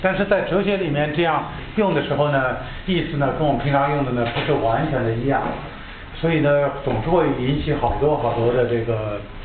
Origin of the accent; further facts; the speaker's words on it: China; 我们中国人